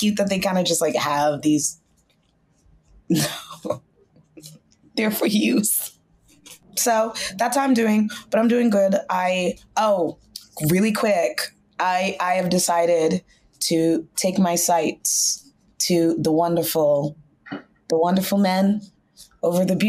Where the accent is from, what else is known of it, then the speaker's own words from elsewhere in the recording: Northern Virginia, United States; I was raised in Northern Virginia.